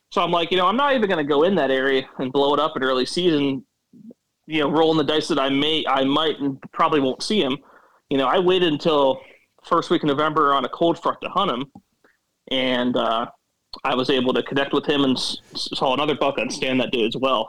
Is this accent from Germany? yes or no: no; Williamsport, Pennsylvania, United States; I'm from North Central PA, so I live in Williamsport, which is known for the Little League World Series, and it's pretty much right that smack dab middle of the state up north a little bit, and uh, pretty much lived here all lived this area all my life